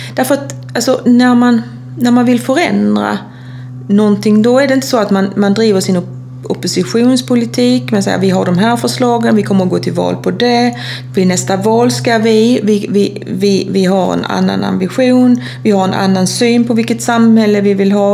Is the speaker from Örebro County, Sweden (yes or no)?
no; Kristianstad, Skåne, Sweden; jag är ju från Kristianstad och där spelar vi ju handboll